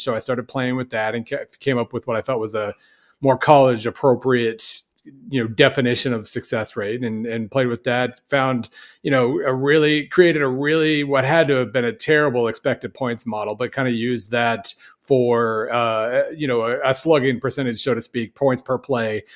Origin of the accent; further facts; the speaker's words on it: Oklahoma, United States; moved away; also born or lived in Missouri; I grew up in Oklahoma